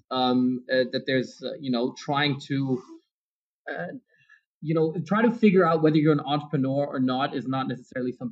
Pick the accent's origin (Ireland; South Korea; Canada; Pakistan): South Korea; English is a second language; also born or lived in Frankfurt, Germany; I was born in Frankfurt, and then we moved to South Korea pretty soon after that. So I guess Frankfurt was very temporarily there. So I wouldn't consider myself I lived in Germany. I was just born there.